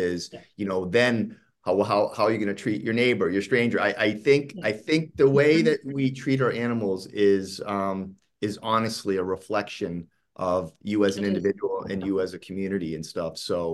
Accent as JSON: {"language": "English", "area": "East Coast", "region": "Northeast", "country": "United States", "tie": "born or raised there", "moved": "as an adult", "lives_now": "Los Angeles, United States", "said": "I grew up on the East Coast, and I now live in Los Angeles."}